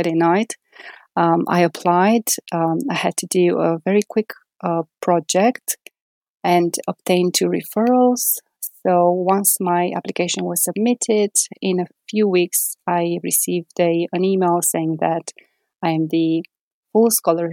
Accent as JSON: {"language": "English", "region": "Transylvania", "country": "Romania", "also_born_or_lived": "Bucharest, Romania", "moved": "as an adult", "lives_now": "United Kingdom", "said": "I'm originally from Transylvania"}